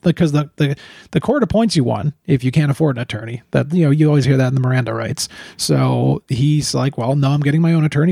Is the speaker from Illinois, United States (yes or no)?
yes; Chicago, Illinois, United States; we're from Chicago